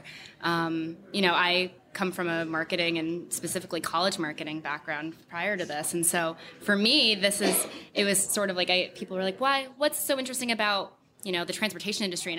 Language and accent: English; Connecticut, United States; I'm from Connecticut